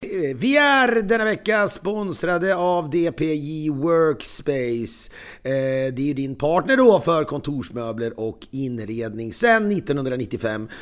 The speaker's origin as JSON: {"language": "Swedish", "country": "Sweden", "said": "som svensk"}